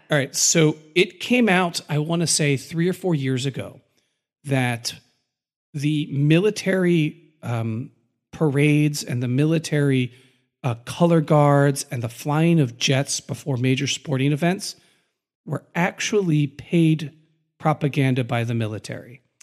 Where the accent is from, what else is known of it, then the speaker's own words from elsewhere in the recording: United States; as we define ourselves as Americans